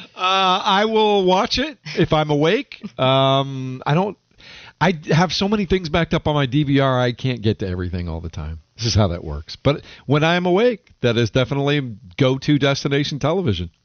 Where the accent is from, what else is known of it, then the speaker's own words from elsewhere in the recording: Denver, Colorado, United States; moved away as an adult; now in Charlotte, United States; I spent the first you know 25 of the first 30 years of my life growing up in the Denver metro area in Denver, Colorado